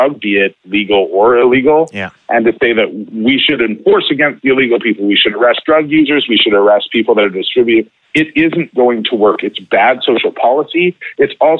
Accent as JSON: {"language": "English", "town": "Vancouver", "region": "British Columbia", "country": "Canada", "tie": "born or raised there", "lives_now": "Vancouver Island, Canada", "said": "I grew up in Vancouver until I was 30, and now I'm 40."}